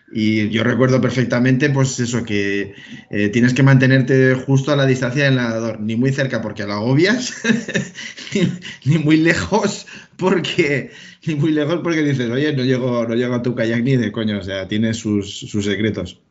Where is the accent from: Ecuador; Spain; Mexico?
Spain; Vila-real, Valencian Community; yo soy de Villarreal